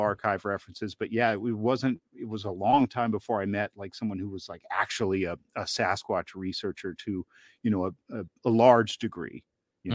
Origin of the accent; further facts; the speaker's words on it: Northeast Georgia, United States; I grew up in Northeast Georgia in the Southern Appalachians